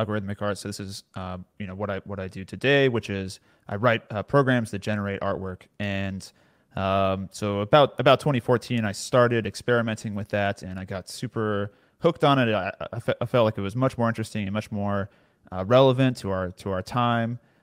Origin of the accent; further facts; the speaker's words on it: near Austin, Central Texas, United States; I grew up in Central Texas, so close to Austin, basically suburbs around Austin. I've pretty much lived here my entire life.